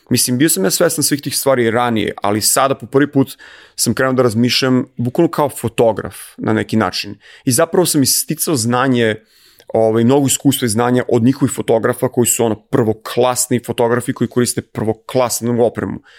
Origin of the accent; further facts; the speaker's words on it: Serbia; moved away; kao Srbin